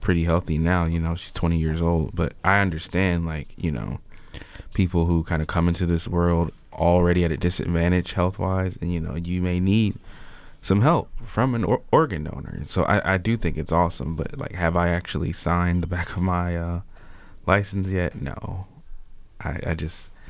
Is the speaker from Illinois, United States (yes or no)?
yes; Chicago, Illinois, United States; I grew up in Chicago